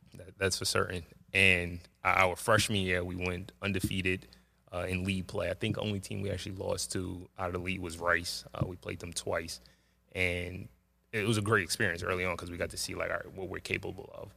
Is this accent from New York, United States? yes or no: yes; New York City, New York, United States; I grew up in, uh, Jamaica, Queens, Springfield Gardens